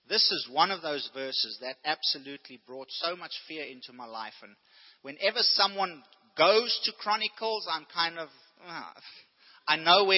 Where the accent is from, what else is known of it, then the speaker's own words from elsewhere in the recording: South Africa; growing up in South Africa